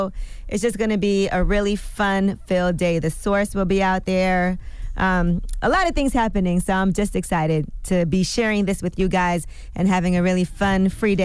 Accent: Brooklyn, New York, United States; I'm from Brooklyn, so it's in Brooklyn at Restoration Plaza.

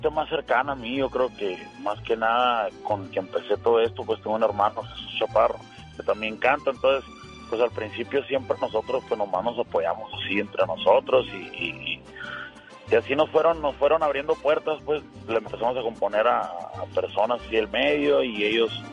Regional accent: Tucson, Arizona, United States; born there; Nací en Tucson, Arizona

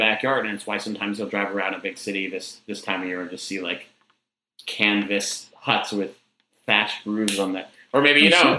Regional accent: Boston, Massachusetts, United States; And there's one near where I grew up in Boston that was, this guy inherited a patch of land that was too small to live on.

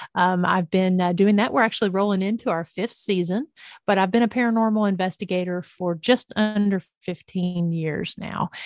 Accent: Northeast Tennessee, United States; I grew up in the mountains of East Tennessee, Northeast Tennessee to be exact.

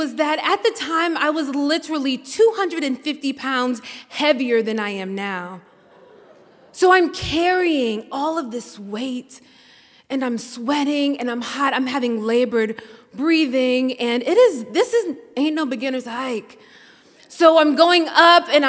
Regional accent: Mississippi, United States; I'm from Mississippi.

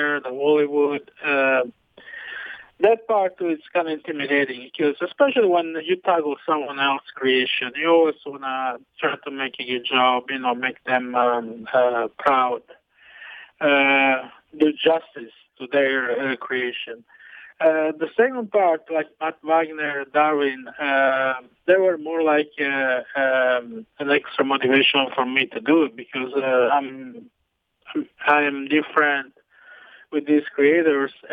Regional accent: Amalfi Coast, Naples area, Campania, Italy; moved away; growing up in Italy

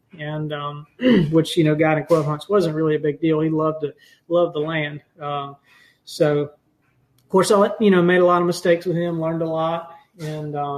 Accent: Leesburg, Georgia, United States; I am originally from Leesburg, Georgia. Graduated from Lee County High School down there

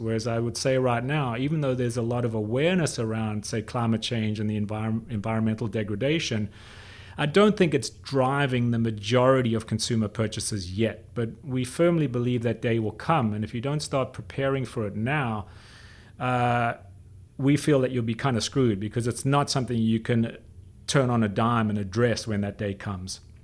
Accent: South Africa; I grew up in South Africa

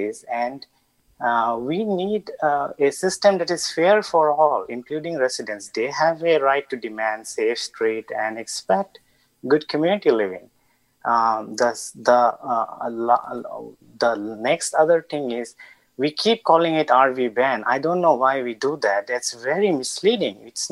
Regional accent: India; also born or lived in Bay Area; now in Mountain View, United States; I grew up in India and eventually became a naturalized citizen.

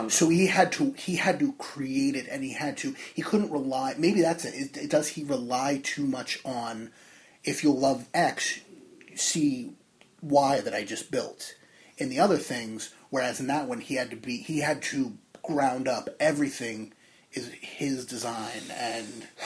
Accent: New Jersey, United States; from Jersey.

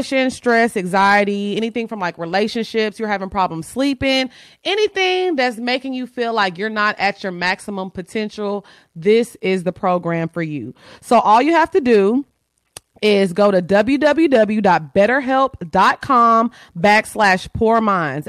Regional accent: Orange, Texas, United States; moved away; I'm from Orange. So my mom still lives in Orange.

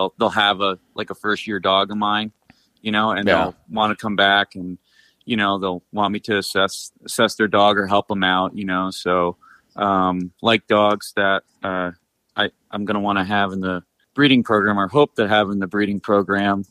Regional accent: New York, United States; now in Upper Peninsula, Michigan, United States; I'm from New York

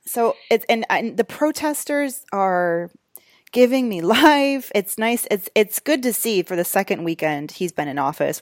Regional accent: United States; as an American

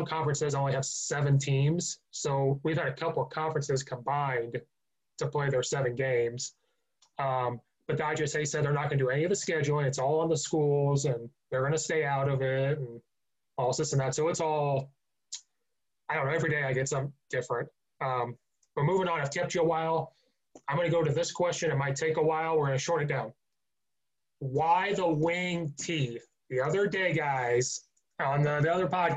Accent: near the University of Illinois, Central Illinois, United States; moved away as an adult; also born or lived in Chicago suburbs, Illinois; Well, I'm from Central Illinois originally. I grew up 20 minutes from University of Illinois.

